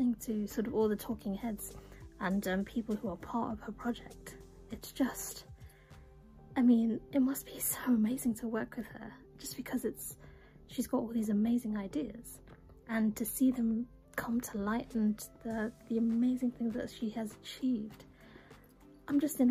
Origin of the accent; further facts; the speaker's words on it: England, United Kingdom; maybe it's me being British and being English